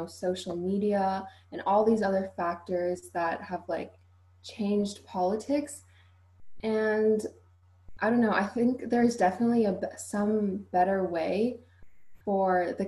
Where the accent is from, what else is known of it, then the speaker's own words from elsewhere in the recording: Ottawa, Ontario, Canada; I'm from Ottawa, Canada, and I'm in grade 11